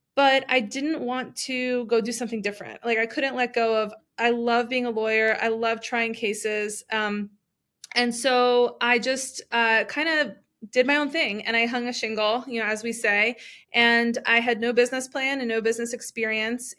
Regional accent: New Jersey, United States; moved away as an adult; also born or lived in Washington D.C. / Miami; originally from New Jersey

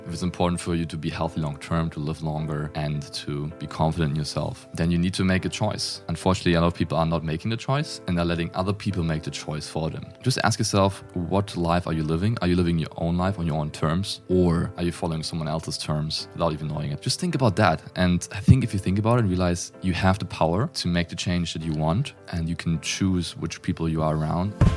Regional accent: Germany; accent: German; English is a second language; I'm German. If you can't tell from the accent, I grew up in Germany

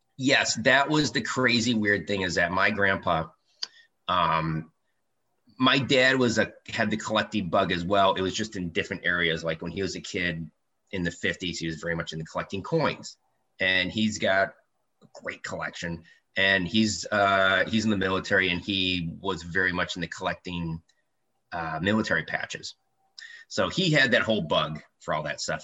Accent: Detroit, Michigan, United States; So I grew up in Detroit. Actually, I grew up in Eight Mile in East Detroit

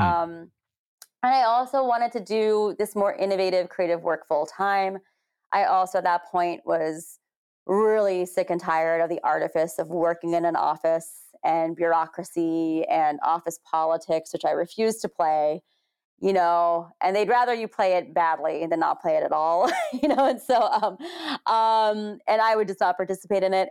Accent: United States; being Asian American

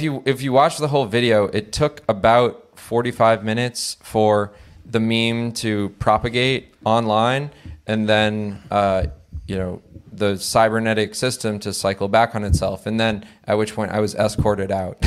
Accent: Connecticut, United States; I come from Connecticut

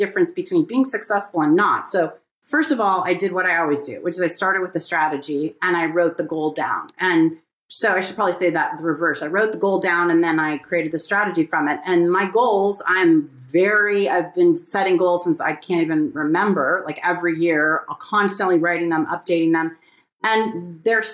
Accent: Pasadena, California, United States; growing up in Pasadena

